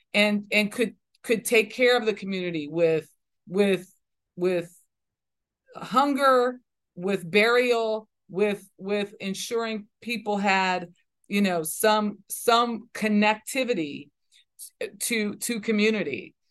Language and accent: English; Los Angeles, California, United States; when I was growing up in South Central Los Angeles